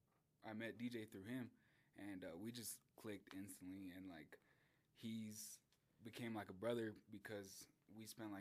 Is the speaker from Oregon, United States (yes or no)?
no; Denver, Colorado, United States; I'm from Denver, Colorado